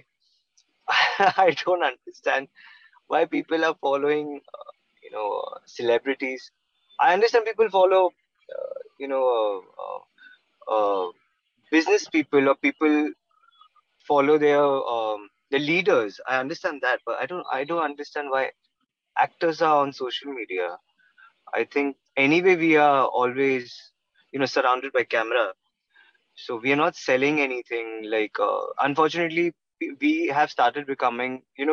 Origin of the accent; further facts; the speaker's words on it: Mumbai, Maharashtra, India; I'm born and raised in Mumbai.